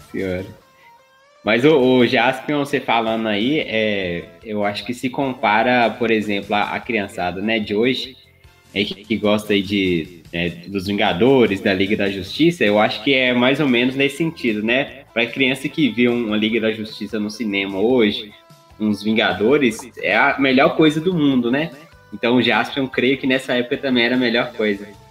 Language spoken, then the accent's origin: Portuguese; Minas Gerais, Brazil; accent: mineiro; also born or lived in Sete Lagoas; nós somos de Minas, a gente mora em Sete Lagoas